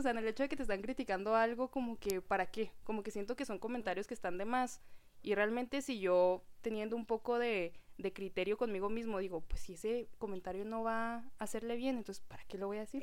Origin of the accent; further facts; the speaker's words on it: Mexico; la cultura que tenemos como mexicanos